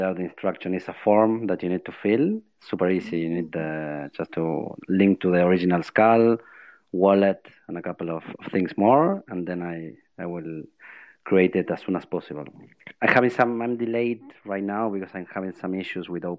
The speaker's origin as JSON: {"language": "English", "country": "Argentina", "moved": "yes", "lives_now": "Spain", "said": "I'm from Argentina, but yes, I'm living in Spain"}